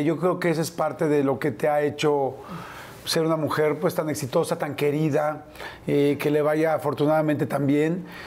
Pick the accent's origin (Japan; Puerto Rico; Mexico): Mexico; small town near Papantla, Veracruz; born or raised there